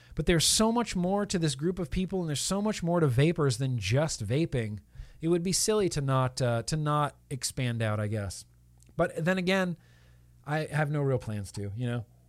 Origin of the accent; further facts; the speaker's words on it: South Lake Tahoe, California, United States; moved away as an adult; also born or lived in Nevada; now in Southern California, United States; I grew up in Lake Tahoe, California